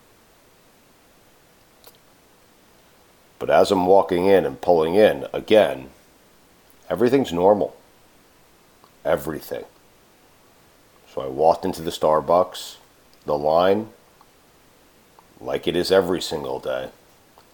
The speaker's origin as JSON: {"language": "English", "town": "Parkland", "region": "Florida", "country": "United States", "tie": "born or raised there", "said": "my hometown, to my city, to a place I care deeply about"}